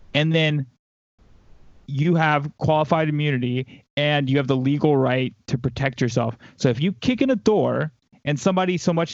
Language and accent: English; the South, United States; Like I said, I grew up in the South. Like, I was around these people my whole life.